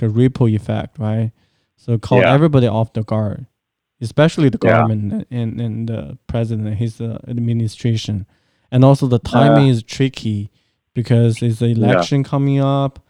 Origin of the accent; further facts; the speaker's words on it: China; moved away; growing up in China